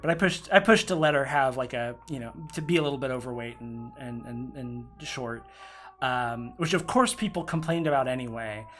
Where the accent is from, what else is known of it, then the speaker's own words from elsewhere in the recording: Oklahoma, United States; I grew up in Oklahoma.